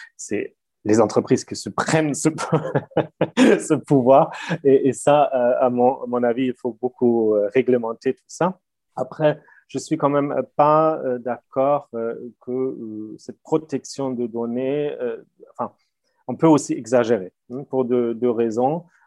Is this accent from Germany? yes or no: yes; Germany; first language German; French is a second language; moved away; je, je, parle allemand, enfin, effectivement très bien parce que je suis allemand